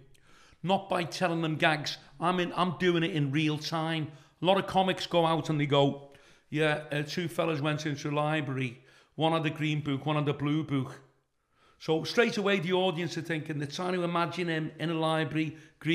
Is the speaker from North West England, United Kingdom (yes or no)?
yes; Liverpool, North West England, United Kingdom; I'm from Kensington